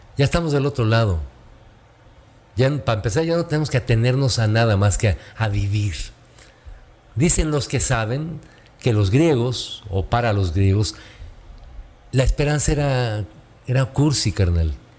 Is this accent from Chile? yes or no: no; Tulancingo, Hidalgo, Mexico; yo crecí con una familia en Tulancingo Hidalgo, en mi pueblo natal